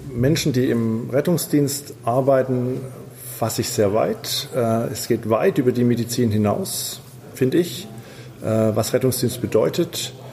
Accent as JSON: {"language": "German", "town": "Stuttgart", "region": "Baden-Württemberg", "country": "Germany", "said": "ich komme aus Stuttgart, bin äh, Notfallsanitäter."}